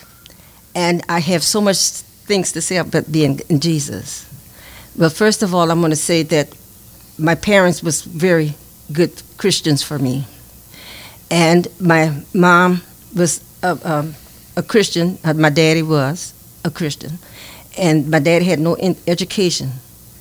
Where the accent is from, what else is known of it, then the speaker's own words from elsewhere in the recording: Grand Coteau, Louisiana, United States; I was living in Grand Coteau, Louisiana. I was born in Grand Coteau